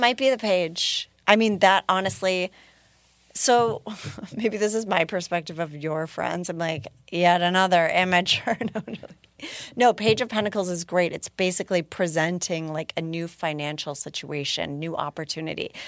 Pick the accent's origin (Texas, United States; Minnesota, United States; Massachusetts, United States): Minnesota, United States; Minneapolis; my hometown